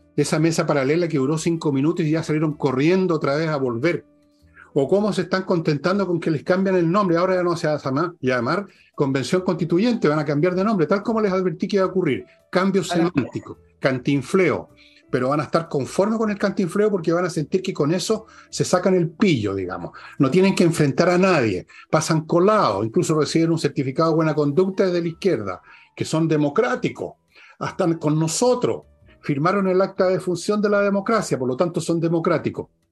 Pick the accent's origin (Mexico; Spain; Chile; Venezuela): Chile; somos todos chilenos